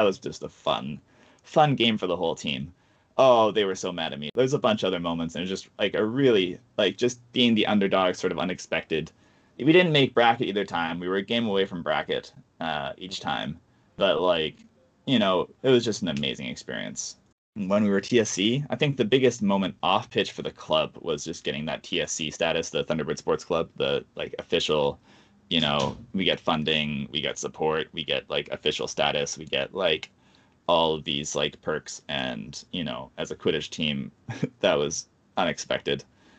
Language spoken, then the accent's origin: English; Pacific Northwest, United States; given that we're all like from the Northwest where it does not get that hot